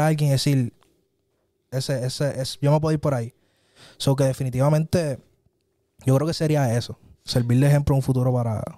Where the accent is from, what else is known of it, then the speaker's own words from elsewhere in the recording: San Germán, Puerto Rico; en mi pueblo, en San Germán